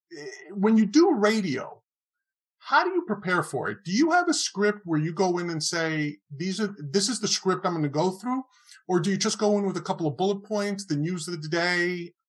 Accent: New York City, New York, United States; also born or lived in Queens, New York; I was born in the Bronx, and raised in the Bronx, not too far from Yankee Stadium

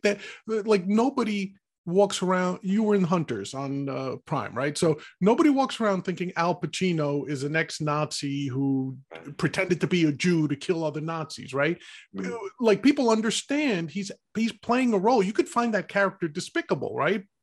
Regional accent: New York, United States; being a New Yorker

